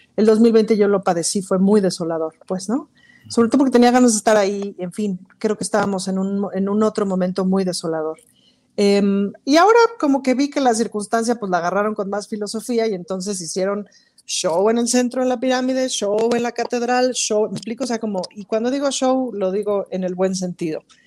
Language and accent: Spanish; Mexico